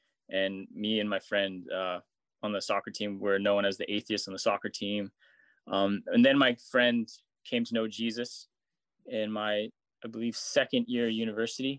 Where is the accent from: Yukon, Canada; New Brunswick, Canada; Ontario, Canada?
Yukon, Canada; Whitehorse; moved to Whitehorse, my hometown